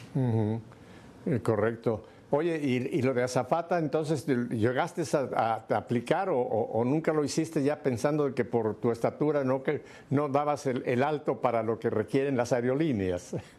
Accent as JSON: {"language": "Spanish", "country": "Mexico", "tie": "born or raised there", "said": "Yo me recuerdo también de mi infancia en México"}